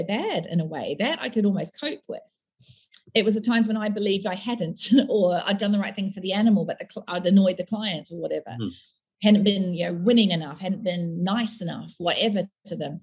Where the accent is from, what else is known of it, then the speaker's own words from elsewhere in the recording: South Island of New Zealand, New Zealand; moved away as an adult; also born or lived in United Kingdom; I come from the South Island of New Zealand